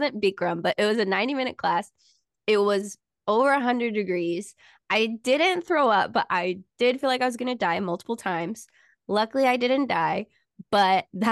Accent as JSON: {"language": "English", "town": "San Diego", "region": "California", "country": "United States", "said": "I'm from basically San Diego"}